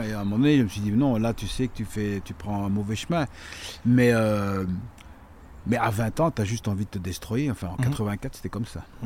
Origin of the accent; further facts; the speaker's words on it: La Calamine, Wallonia, Belgium; also born or lived in Liège; je viens de la Calamine